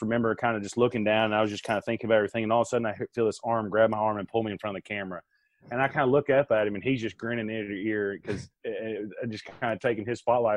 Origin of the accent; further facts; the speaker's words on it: Arkansas, United States; also born or lived in Green Bay; my home state of Arkansas